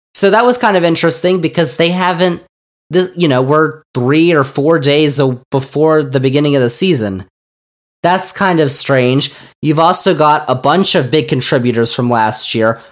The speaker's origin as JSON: {"language": "English", "country": "United States", "said": "we as Americans"}